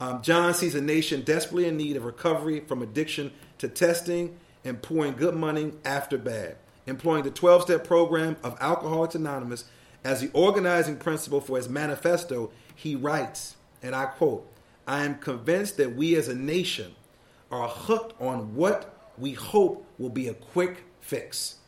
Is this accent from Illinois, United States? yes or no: yes; Chicago, Illinois, United States; now in Baltimore, United States; I'm not originally from Baltimore. I moved here from Chicago years ago, and I taught at the third oldest high school in the country, which is Baltimore City College High School.